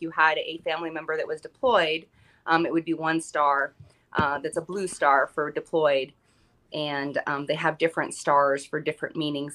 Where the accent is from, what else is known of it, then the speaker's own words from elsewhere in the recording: Southern California, United States; now in Durango, Colorado, United States; growing up in Southern California is where I was born and raised.